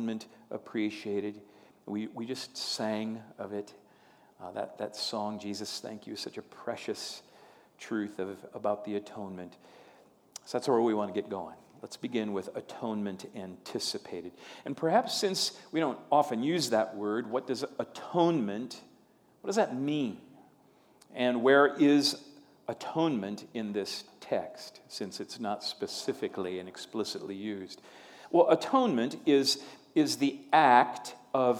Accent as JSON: {"language": "English", "region": "Minnesota", "country": "United States", "moved": "yes", "said": "being a Minnesotan"}